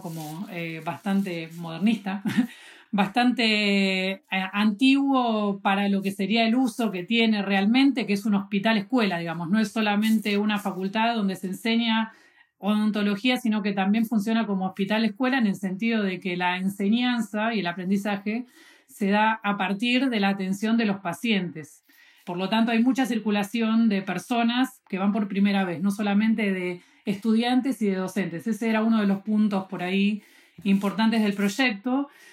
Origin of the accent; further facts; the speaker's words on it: Buenos Aires, Argentina; soy de Buenos Aires